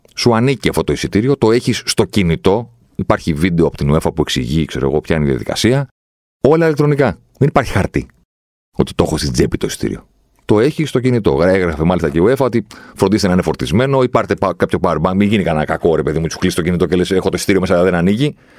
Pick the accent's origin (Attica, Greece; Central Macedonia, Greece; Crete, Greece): Attica, Greece; Athens; εγώ είμαι από την Αθήνα